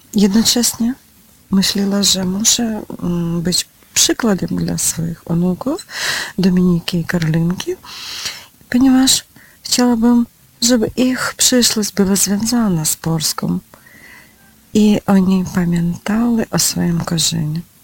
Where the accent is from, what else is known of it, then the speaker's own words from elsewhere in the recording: Ukraine; Polish is a second language; Jestem z Ukrainy